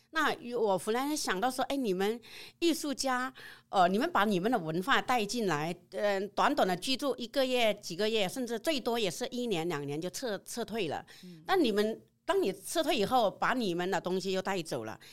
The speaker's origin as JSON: {"language": "Chinese", "country": "Vietnam", "second_language": "Chinese", "moved": "as an adult", "lives_now": "Taiwan", "said": "来自越南"}